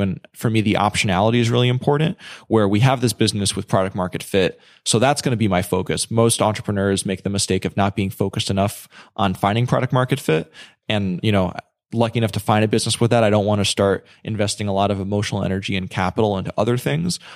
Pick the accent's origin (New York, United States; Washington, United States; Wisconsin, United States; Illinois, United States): New York, United States; I'm from New York, so I, I went home